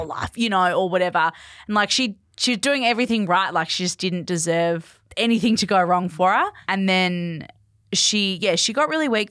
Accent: Perth, Western Australia, Australia; moved away as an adult; also born or lived in Bunbury; I grew up in Perth

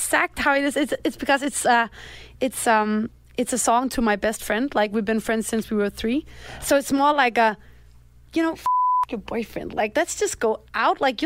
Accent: Denmark; English is a second language; growing up in Denmark

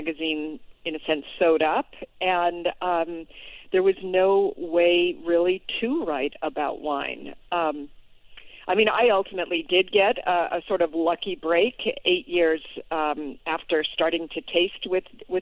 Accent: Boston, Massachusetts, United States; moved away; also born or lived in New York City; I spent most of my adult life in New York City, but I was born in Boston

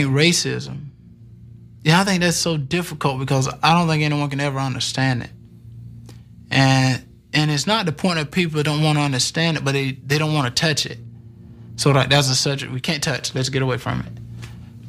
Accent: the South, United States; I grew up in the South

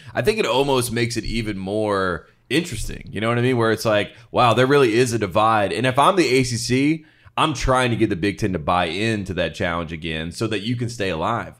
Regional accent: Los Angeles, California, United States; moved away; traveling to LA to my hometown

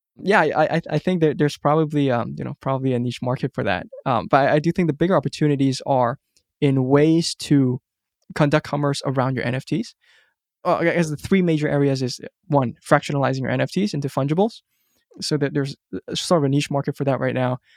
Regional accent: Hong Kong; moved away as an adult; also born or lived in United States; I grew up in Hong Kong

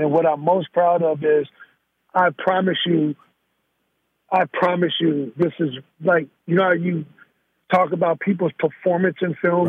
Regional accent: Gary, Indiana, United States; also born or lived in Chicago, Illinois; now in Northern California, United States; I'm born in Chicago, Illinois. I'm raised in Gary, Indiana

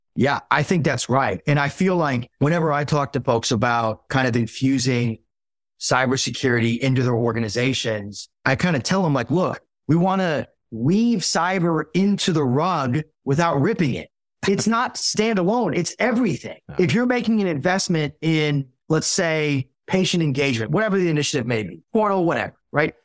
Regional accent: Dallas, Texas, United States; also born or lived in Hartford, Connecticut / Milwaukee; So I grew up in Dallas, North Dallas, originally from Hartford, Connecticut, though

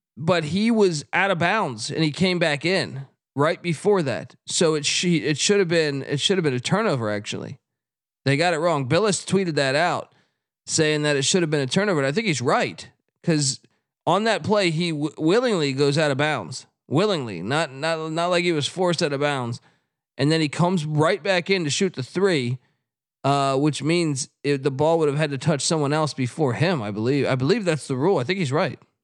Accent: East Coast, United States; moved away as an adult; also born or lived in California; now in Los Angeles, United States; I grew up on the East Coast

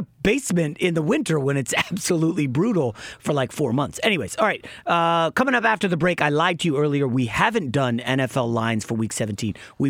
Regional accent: Northeast, United States; You know, my family's from the Caribbean. Both my parents were born in the Caribbean. I grew up in the Northeast, and I hated cold weather my entire life.

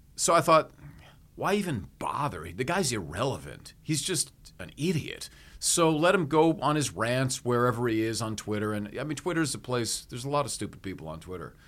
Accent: Hawaii, United States; I grew up in Hawaii

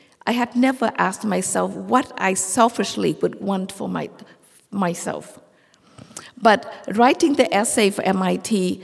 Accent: Vietnam; now in United States; Growing up in Vietnam during the war and then became a Vietnamese refugee in this country

